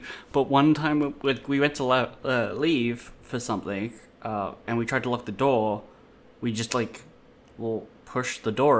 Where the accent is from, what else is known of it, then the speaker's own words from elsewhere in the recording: Blacktown, New South Wales, Australia; I'm from Blacktown as well.